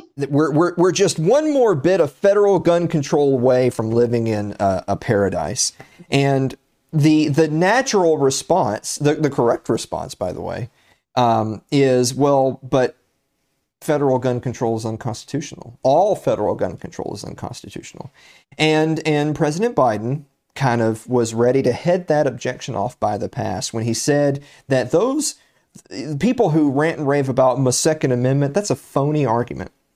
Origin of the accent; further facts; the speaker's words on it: Tennessee, United States; my home state, the state of Tennessee